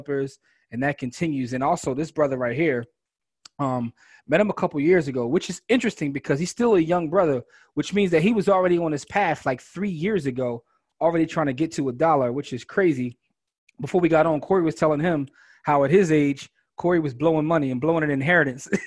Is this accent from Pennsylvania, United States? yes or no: yes; Philadelphia, Pennsylvania, United States; we're from Philadelphia and all of us have been in Darby.